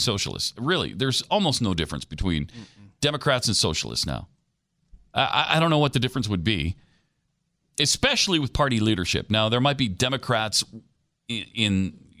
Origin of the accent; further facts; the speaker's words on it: Montana, United States; moved away; he comes from my home state